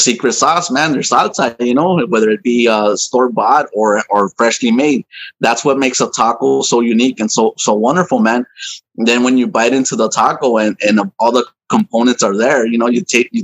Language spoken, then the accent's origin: English; Los Angeles, California, United States; also born or lived in Anaheim, California / City Terrace; now in Long Beach, United States; I was born in Anaheim, California, and I think I lived there until I was like one. And then we moved to City Terrace, and then we moved to East LA, and I lived in East LA for many years.